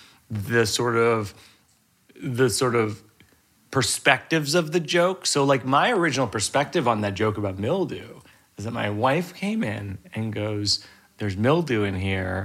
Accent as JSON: {"language": "English", "region": "Massachusetts", "country": "United States", "tie": "born or raised there", "moved": "yes", "said": "I grew up in Massachusetts"}